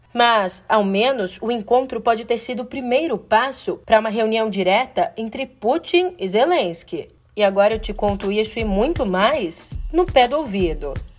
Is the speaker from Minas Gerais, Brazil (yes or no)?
no; São Paulo, Brazil; como uma boa paulistana que sou